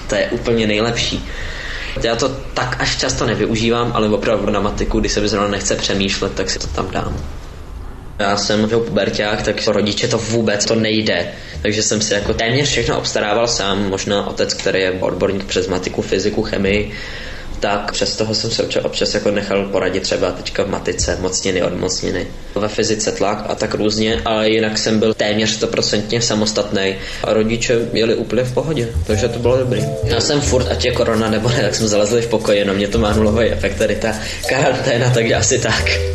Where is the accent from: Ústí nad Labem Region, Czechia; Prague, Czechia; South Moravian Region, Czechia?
Prague, Czechia; z Prahy a chodím do 8. třídy